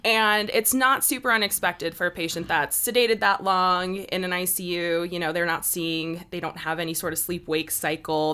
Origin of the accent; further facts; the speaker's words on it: Chicago, Illinois, United States; moved away as an adult; now in Salt Lake City, United States; I am originally from Chicago, Illinois. I've been out here in Salt Lake for about three years